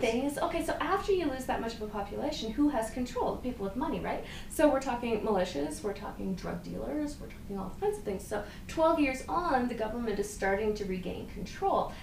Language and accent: English; Eastern Canada, Canada; I'm from from Eastern Canada.